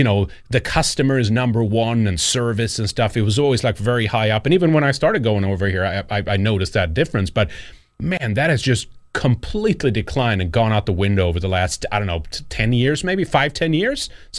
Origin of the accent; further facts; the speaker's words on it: Sweden; I'm from Sweden. I grew up there and stuff like that.